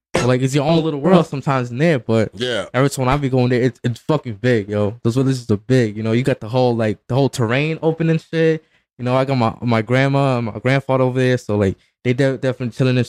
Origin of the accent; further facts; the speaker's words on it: Mexico; now in United States; I'm from Mexico, you know. Shout out to Mexico, you know. That's where I'm from.